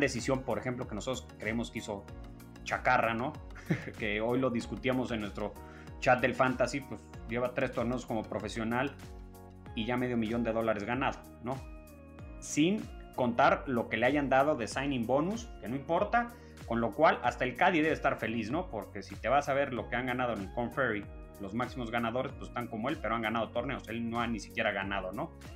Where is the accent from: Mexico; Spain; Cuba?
Mexico; Somos los mexicanos aquellos que te dieron lata